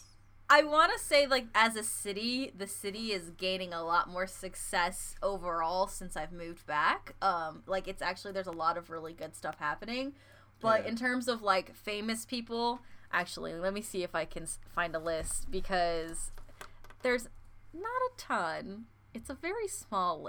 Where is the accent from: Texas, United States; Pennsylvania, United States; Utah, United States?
Pennsylvania, United States; Erie; I think he's from my hometown